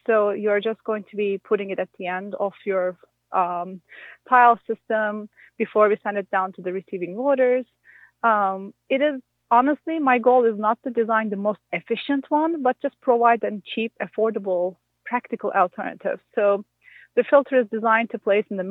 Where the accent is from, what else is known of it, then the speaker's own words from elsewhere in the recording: Turkey; moved away as an adult; now in Minnesota, United States; I'm not from Minnesota. I'm from Turkey. And I moved to Minnesota for my job at MSU